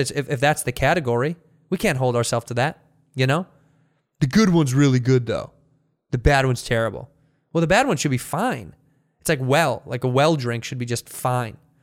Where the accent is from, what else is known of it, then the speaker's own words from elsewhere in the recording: United States; I'm an American